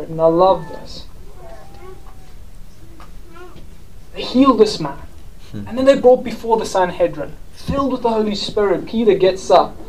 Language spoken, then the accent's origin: English; South Africa; now in United Kingdom; I'm South African.